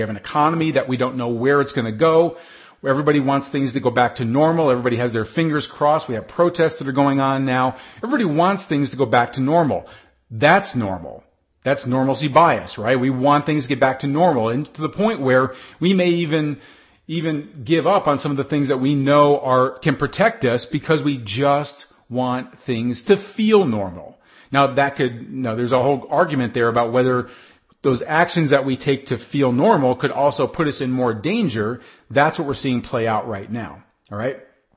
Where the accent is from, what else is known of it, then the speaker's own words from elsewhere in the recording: United States; I'm speaking right now as an American